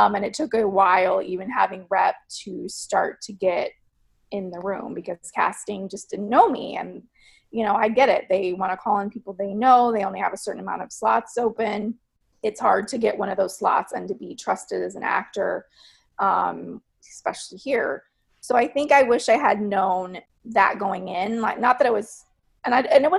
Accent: Texas, United States; moved away; also born or lived in New York; Growing up in Texas

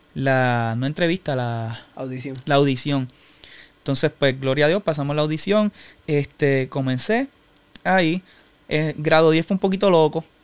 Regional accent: Humacao, Puerto Rico; nací en Humacao, toda mi vida viví en Humacao, estudié en Humacao

